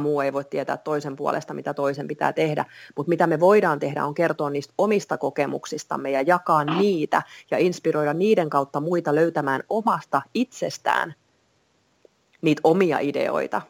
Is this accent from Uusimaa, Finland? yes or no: yes; Vantaa, Uusimaa, Finland; also born or lived in England; mä oon vantaalainen kolmen lapsen äiti